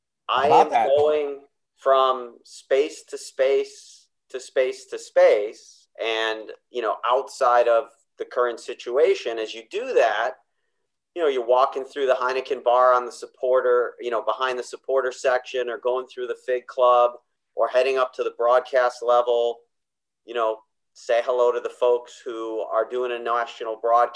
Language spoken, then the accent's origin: English; Chicago, Illinois, United States; I loved basketball as a kid, loved the old pre-Michael Jordan Chicago Bulls.